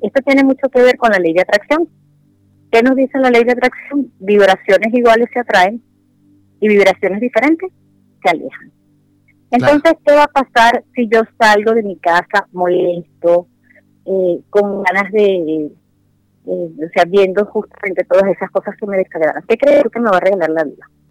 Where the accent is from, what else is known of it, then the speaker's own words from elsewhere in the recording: Venezuela; moved away as an adult; also born or lived in Spain; now in Santiago, Chile; yo soy venezolana, tengo acá en Santiago de Chile alrededor de dos años